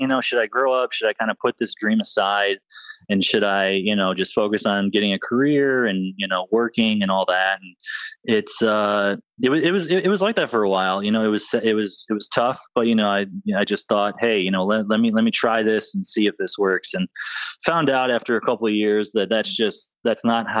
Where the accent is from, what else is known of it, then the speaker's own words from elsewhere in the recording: Northern Michigan, United States; now in Florida, United States; I'm from Northern Michigan